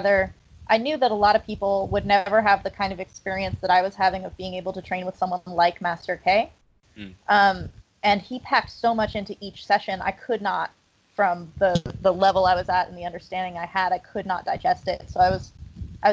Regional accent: Colorado, United States; moved away as an adult; also born or lived in Bear Mountain, New York; now in Thailand; I grew up in Colorado

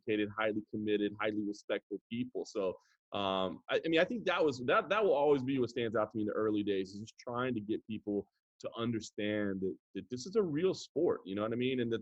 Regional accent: Dallas, Texas, United States; I'm from Dallas, Texas. Grew up a Cowboys fan, obviously

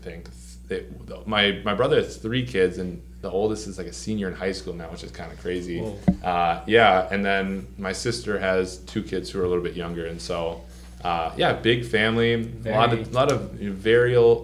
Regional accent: Chanhassen, Minnesota, United States; I grew up in Chanhassen, Minnesota

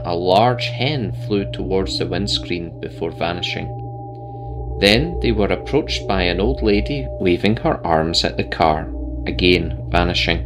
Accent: Scotland, United Kingdom; born and bred in Scotland.

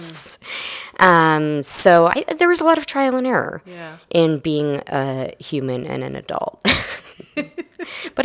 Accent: Maine, United States; moved away as an adult; also born or lived in Florida / Texas; now in Austin, United States; I grew up in Maine, actually.

